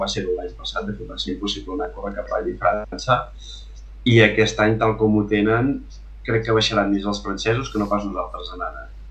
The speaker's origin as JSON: {"language": "Catalan", "area": "Olost de Lluçanès", "region": "Catalonia", "country": "Spain", "tie": "born or raised there", "also_born_or_lived": "Vic", "moved": "yes", "lives_now": "Santa Coloma de Farners, Spain", "said": "sóc d'Aules de Lluçanès, nativament, després vam anar a viure a Vic i ara finalment resideixo a Santa Coma de Farners"}